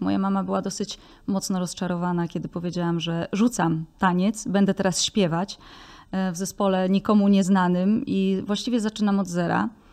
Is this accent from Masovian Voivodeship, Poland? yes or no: no; Tworków, Silesian Voivodeship, Poland; moją wioskę Tworków